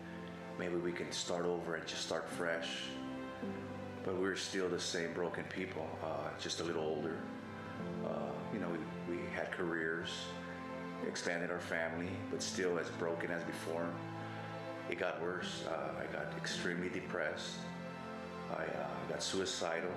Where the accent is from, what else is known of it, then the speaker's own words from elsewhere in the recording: Los Angeles, California, United States; moved away; also born or lived in Oregon / Texas; I grew up in the San Fernando Valley in Los Angeles, California